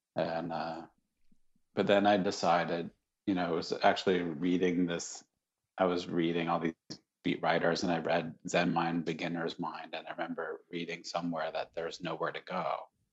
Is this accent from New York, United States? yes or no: yes; Syracuse, New York, United States; I grew up in Syracuse, New York